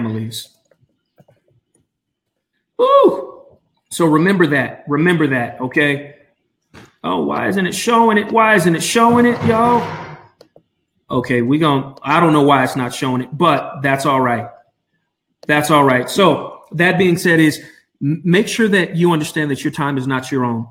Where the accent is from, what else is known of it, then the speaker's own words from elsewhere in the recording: Albuquerque, New Mexico, United States; from Albuquerque, my hometown